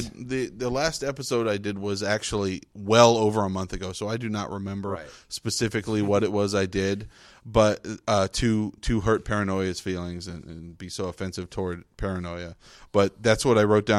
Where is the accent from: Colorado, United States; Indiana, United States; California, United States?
California, United States; Fresno; We're from Fresno